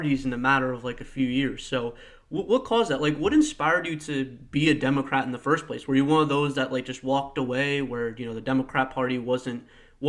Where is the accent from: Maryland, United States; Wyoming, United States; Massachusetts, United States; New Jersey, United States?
New Jersey, United States; my home state of New Jersey